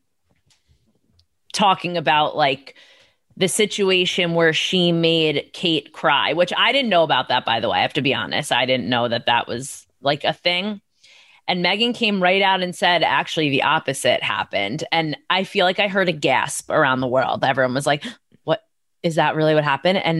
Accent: United States; as an American

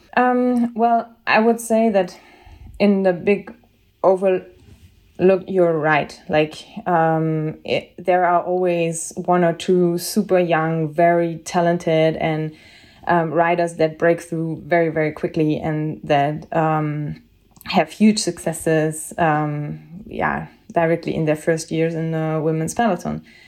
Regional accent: Bavaria, Germany; I'm from Bavaria

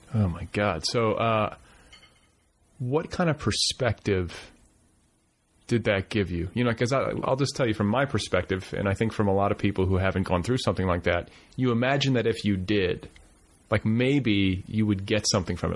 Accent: Wisconsin, United States; also born or lived in Indiana / Milwaukee; I split my childhood between Wisconsin and Indiana

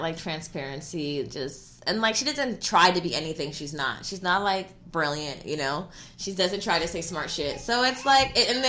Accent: the Valley, California, United States; we're from the Valley.

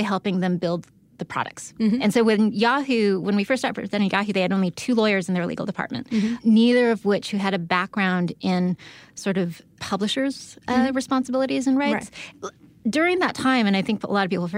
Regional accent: San Diego, California, United States; I'm from San Diego

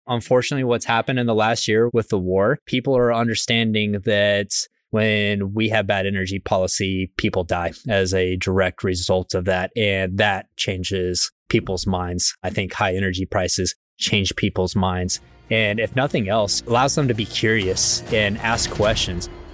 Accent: Midland, Texas, United States; I grew up in West Texas in a place called Midland, Texas

